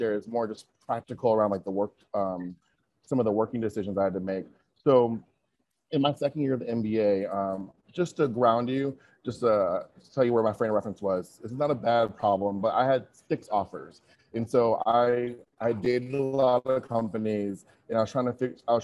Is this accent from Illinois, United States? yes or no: no; Michigan, United States; moved away as an adult; also born or lived in Chicago / Wisconsin; I'm from the Midwest, y'all. Like, I'm from Michigan